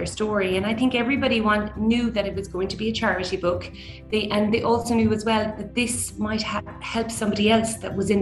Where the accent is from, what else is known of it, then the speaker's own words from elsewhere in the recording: Killarney, Munster, Ireland; we grew up in Killarney